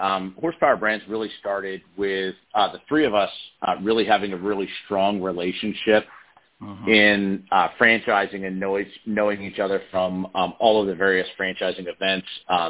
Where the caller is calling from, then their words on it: Doylestown, Pennsylvania, United States; I'm calling from Doylestown, Pennsylvania, just outside of Philadelphia.